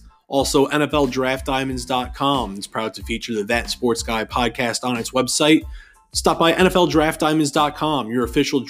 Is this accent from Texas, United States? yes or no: no; Chicago, Illinois, United States; moved away; I'm originally from the Chicago area